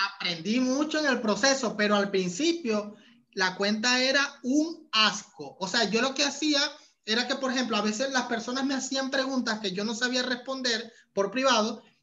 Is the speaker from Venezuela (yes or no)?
yes; Venezuela; moved away as an adult; also born or lived in Panama; hasta que emigré de Venezuela. Cuando llegué a, a Panamá